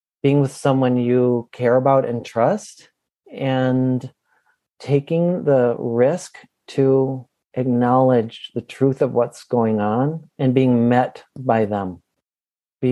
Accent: Minneapolis, Minnesota, United States; right here in my hometown of Minneapolis

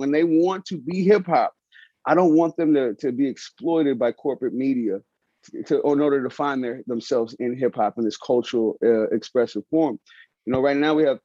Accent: San Francisco, California, United States; I grew up in San Francisco, Hunters Point

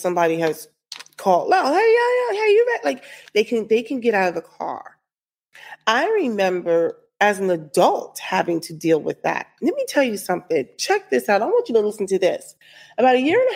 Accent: New Jersey, United States; I'm from Jersey

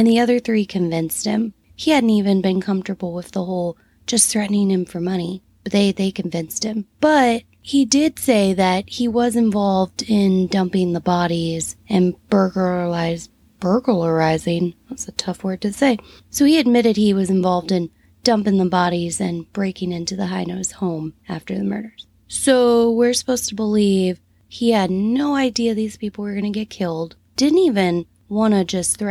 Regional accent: United States; as an American

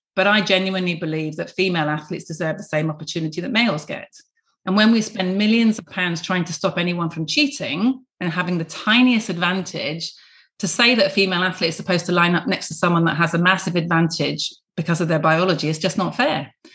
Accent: Plymouth, South West England, United Kingdom; I was born in Devonport, so a real dockyard girl. Dad was in the navy, couldn't be more Plymouthian

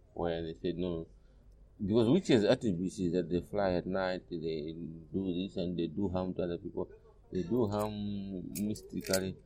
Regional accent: Karonga, Northern Region, Malawi; also born or lived in Zambia; I've grown up in the village that is in Kalonga, I, but I was born in Zambia, so I came down to Malawi with my grandmother

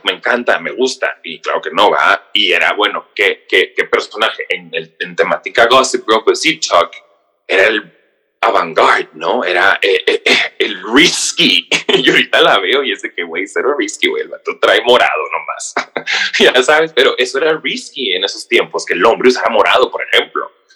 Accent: Mexicali, Baja California, Mexico; moved away as an adult; also born or lived in San Diego; now in New York, United States; soy de Mexicali, Baja California, pero tengo 10 años viviendo

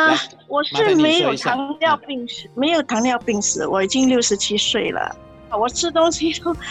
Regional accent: Singapore; 我新加坡啊。

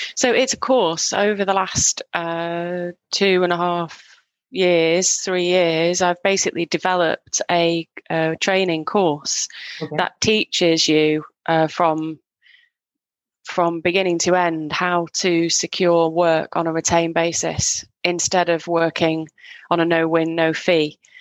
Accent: Northwest, just outside Manchester, North West England, United Kingdom; moved away; I grew up in the UK

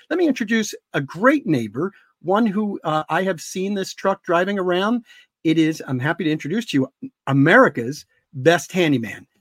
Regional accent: Delco, Pennsylvania, United States; people from Delco

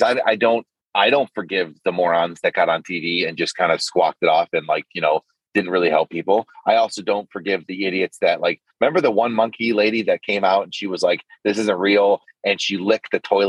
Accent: Cleveland, Ohio, United States; where I grew up in Cleveland

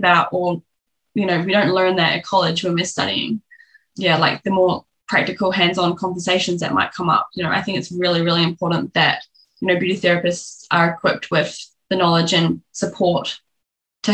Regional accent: New Zealand; now in Australia; I'm from New Zealand

